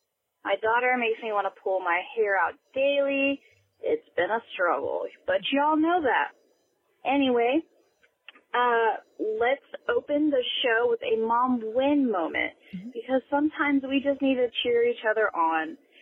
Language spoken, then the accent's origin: English; Indiana, United States; I'm from Indiana.